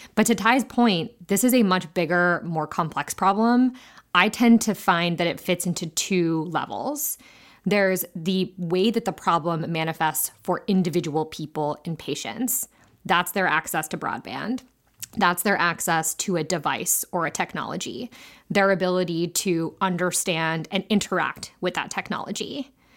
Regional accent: Ohio, United States; my home state of Ohio

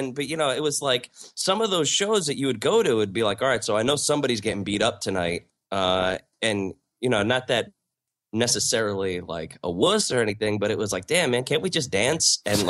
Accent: South Amboy, New Jersey, United States; Born and raised in South Amboy, New Jersey, which is a small town just outside of Staten Island. It's about a mile square.

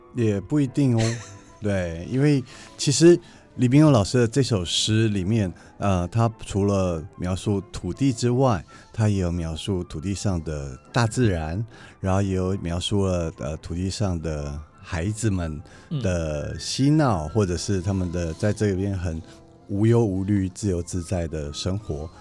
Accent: Taiwan; 这是指我们的家乡，台湾

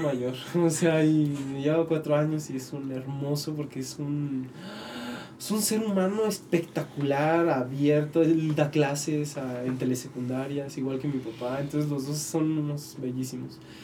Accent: Tepic, Nayarit, Mexico; moved away; also born or lived in Mexico City; yo soy de Tepic

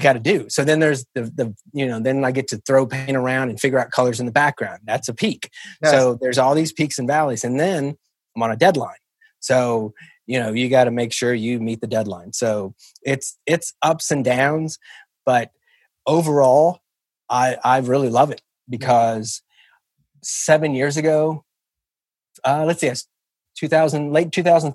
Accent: Kansas City, Kansas, United States; I grew up in KCK in the Argentine district

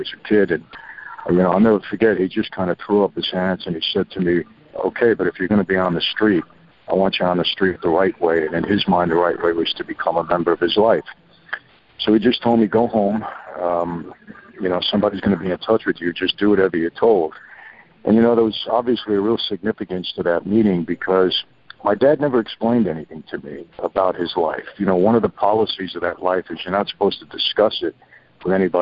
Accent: New York City, New York, United States; also born or lived in Long Island, New York; I was born and raised in New York, first Brooklyn, then moved out to Long Island

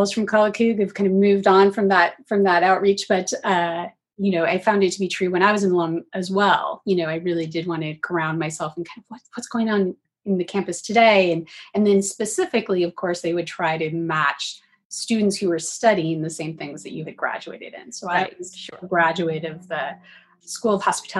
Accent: Seattle, Washington, United States; born or raised there; also born or lived in Augusta, Georgia

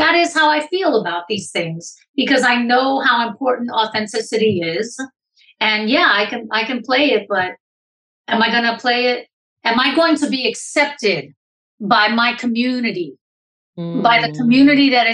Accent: Puerto Rico; I'm a Puerto Rican woman

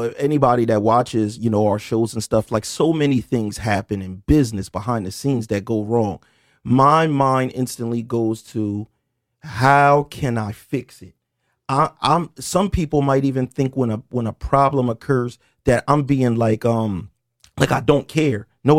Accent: Camden, New Jersey, United States; We're from Moore Street in Camden. Well, some people think we're from Cherry Street, depending on whatever era.

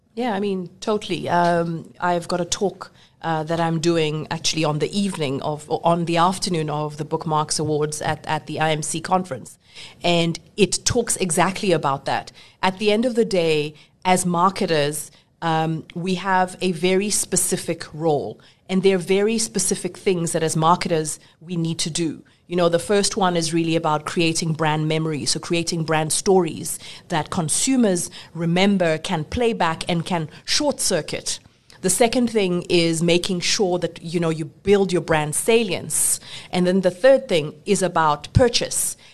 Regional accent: South Africa; I'm talking South African

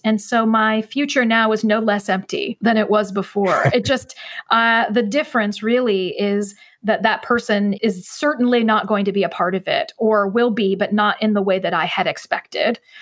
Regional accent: central Ohio, United States; I still live in my hometown, more or less, and, and never really left

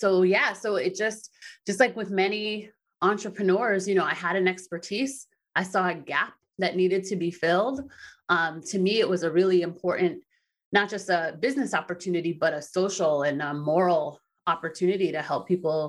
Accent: East Coast of the United States, United States; I grew up in the United States and the East Coast in the United States

